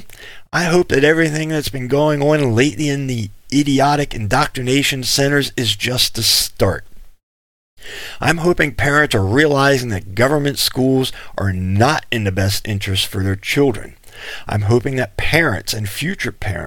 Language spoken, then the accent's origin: English; Pennsylvania, United States; moved away; the government school I went to back in Pennsylvania